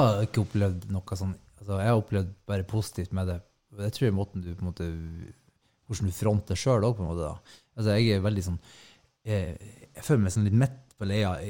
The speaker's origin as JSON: {"language": "Norwegian", "town": "Hemnesberget", "region": "Nordland", "country": "Norway", "moved": "as an adult", "said": "jeg er fra Hemnesberget"}